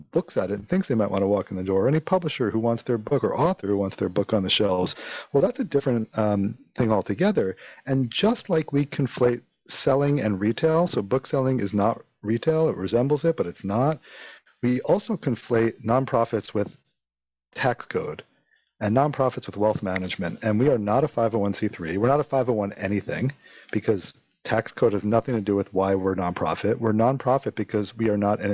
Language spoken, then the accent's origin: English; New York, United States; moved away as an adult; also born or lived in Stanford, California; now in Chicago, United States; I grew up in New York. I listened to FMU for as a kid